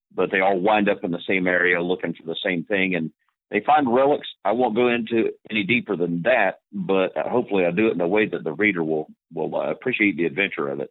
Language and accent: English; Alaska, United States; I am an Alaskan